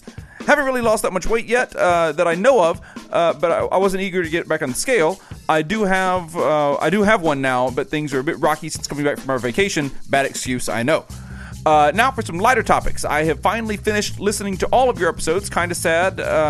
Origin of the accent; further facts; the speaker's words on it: Canada; since I'm Canadian